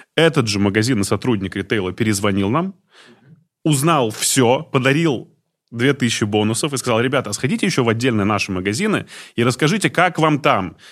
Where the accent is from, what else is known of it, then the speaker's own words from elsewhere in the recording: Izhevsk, Udmurtia, Russia; я э, из Ижевска